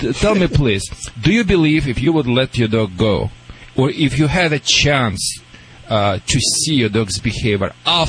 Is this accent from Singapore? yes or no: no; Russia; English is a second language; moved away